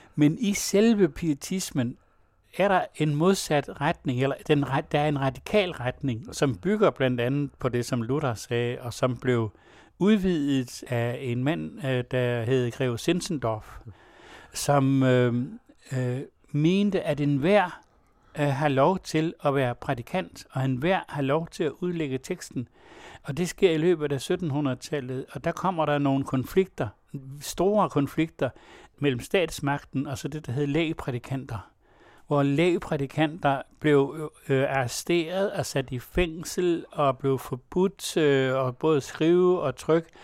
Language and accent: Danish; West Jutland, Central Denmark Region, Denmark; jeg kommer også selv fra Vestjylland